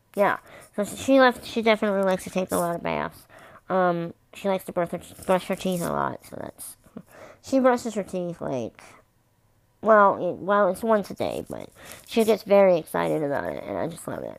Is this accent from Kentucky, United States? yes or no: yes; Kentucky, United States; I'm from Kentucky.